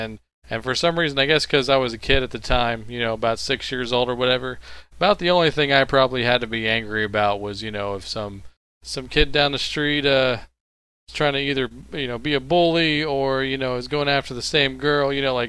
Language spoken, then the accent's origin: English; Texas, United States; I'm from Texas.